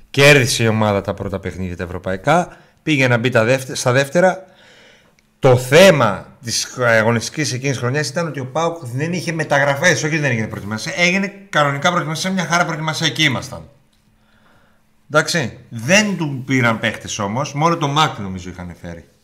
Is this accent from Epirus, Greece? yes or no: no; Serres, Central Macedonia, Greece; Είμαι μισό από Σέρε